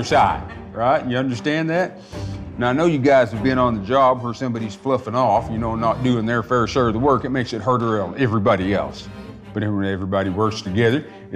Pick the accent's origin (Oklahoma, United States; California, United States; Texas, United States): Oklahoma, United States; Tahlequah; also born or lived in Sparrow Hawk Mountain; I grew up here in Tahlequah. I was actually born just west of here on a place called Stick Ross Mountain.